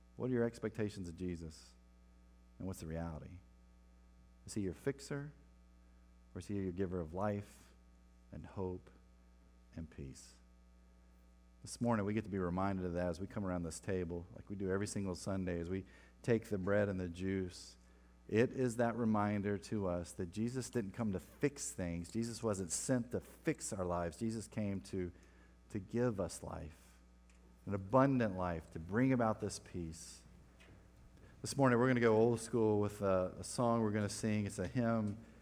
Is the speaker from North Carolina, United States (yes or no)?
yes; Winston-Salem, North Carolina, United States; moved away; my hometown in Winston-Salem. North Carolina